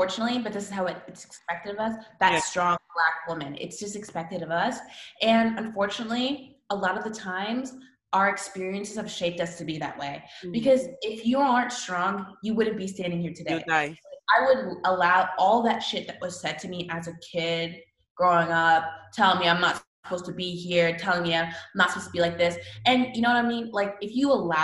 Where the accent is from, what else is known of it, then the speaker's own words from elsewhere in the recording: Canada; moved away as an adult; now in United States; I'm from Canada.